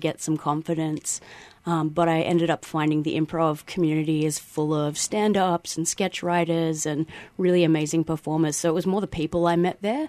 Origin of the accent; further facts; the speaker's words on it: Perth, Western Australia, Australia; moved away as an adult; now in Melbourne, Australia; I came from Perth, I think, 13 years ago, and I was just wanting to get away from that small town that I grew up in.